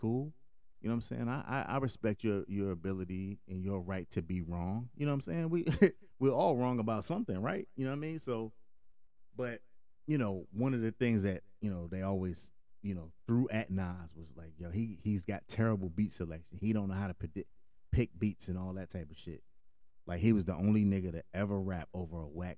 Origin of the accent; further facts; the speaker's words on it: Hartford, Connecticut, United States; moved away; growing up in Connecticut. Kind of broke down some of the demographics in Connecticut or in Hartford, at least at the time, you know, that I was there